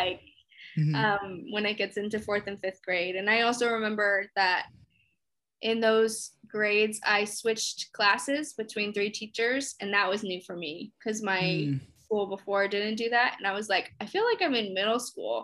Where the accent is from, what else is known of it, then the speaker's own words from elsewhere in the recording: Henrico, Virginia, United States; moved away as an adult; also born or lived in Plainfield, Indiana; now in Chicago, United States; especially where I grew up in Henrico